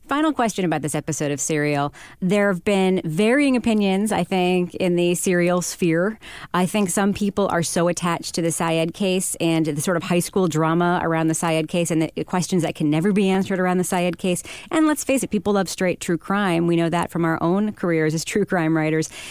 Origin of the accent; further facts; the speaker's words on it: Long Island, New York, United States; I'm from Long Island